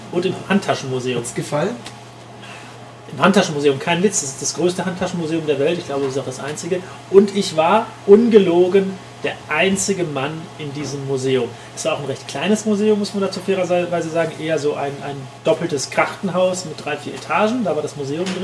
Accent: Paderborn, North Rhine-Westphalia, Germany; Und Paderborn, für alle die, die das nicht wissen, ist in Ostwestfalen-Lippe. Und für alle die, die nicht wissen, wo Ostwestfalen-Lippe ist, Paderborn ist 100 Kilometer östlich von Dortmund.

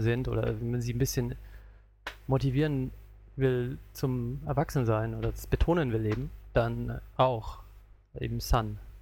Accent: Southern Germany, Germany; now in Japan; ich bin aus Süddeutschland, ich sag Krapfen

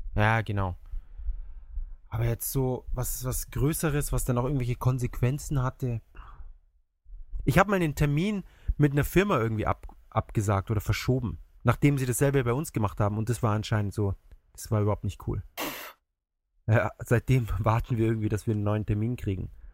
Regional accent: Germany; now in Japan; bei uns in Deutschland

